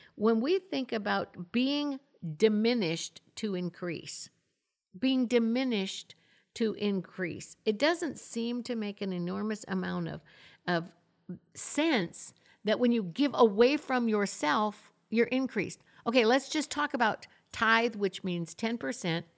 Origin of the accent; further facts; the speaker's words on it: Florida, United States; also born or lived in Michigan; now in Tulsa, United States; I'm, I'm originally from Michigan. I grew up in Florida